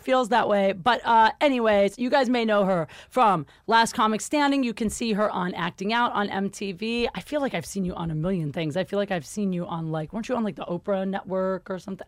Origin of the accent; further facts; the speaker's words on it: Ohio, United States; now in Los Angeles, United States; I'm from Ohio